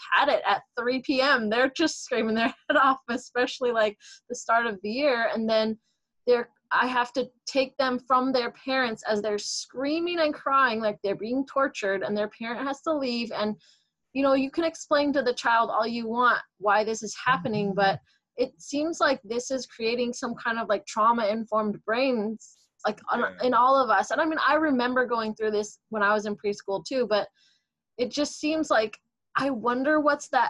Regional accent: Seattle, Washington, United States; I moved back to my hometown in Seattle here

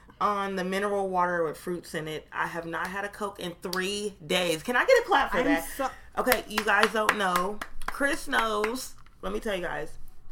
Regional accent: Canada; Still a square. I'm still Canadian. And I'm still a child star that just grew up checks.

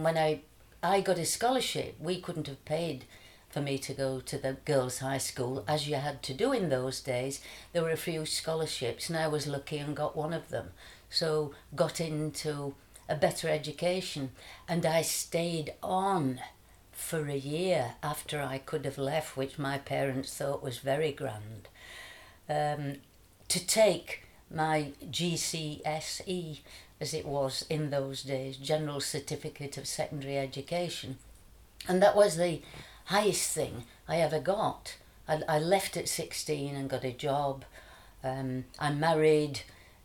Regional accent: Barnsley, Yorkshire and the Humber, United Kingdom; I was born in Barnsley

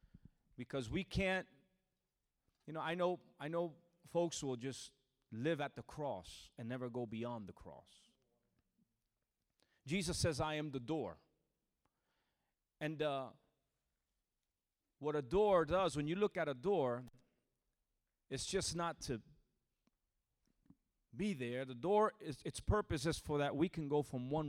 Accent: New Jersey, United States; moved away as an adult; now in Orlando, United States; I'm originally from New Jersey, born and raised in New Jersey, from a Puerto Rican family

